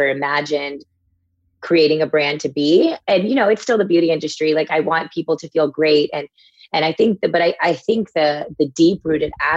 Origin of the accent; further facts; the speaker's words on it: Texas, United States; as a kid growing up in Texas